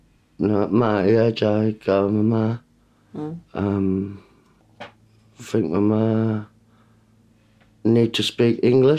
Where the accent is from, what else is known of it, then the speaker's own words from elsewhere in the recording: New Zealand; Growing up in New Zealand, it was it's so different coming to another country and trying to fit